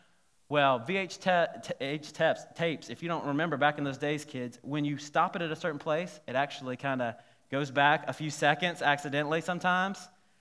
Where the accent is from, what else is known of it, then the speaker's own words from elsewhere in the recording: South Carolina, United States; when I was growing up in South Carolina, we had this place called Savannah River Site